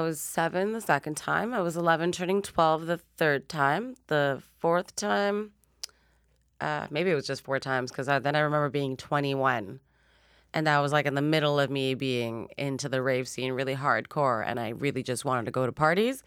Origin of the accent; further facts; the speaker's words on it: Montreal, Quebec, Canada; now in Toronto, Canada; I was born and raised in Montreal